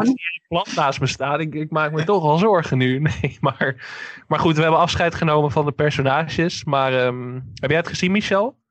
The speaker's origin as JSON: {"language": "Dutch", "town": "Enkhuizen", "region": "North Holland", "country": "Netherlands", "tie": "born or raised there", "said": "mijn geboorteplaats Enkhuizen"}